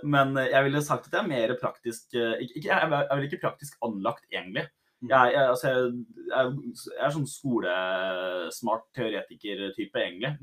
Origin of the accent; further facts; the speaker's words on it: Drammen, Buskerud, Norway; jeg er jo fra Drammen, da, som er en veldig multikulturell by. Ja. Så jeg har jo liksom gått på ungdomsskole med somalere